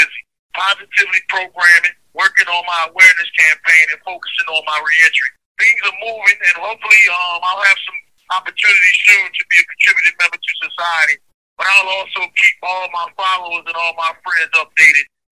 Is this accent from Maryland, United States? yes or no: yes; Baltimore, Maryland, United States; I'm from Baltimore, Maryland. Born and raised.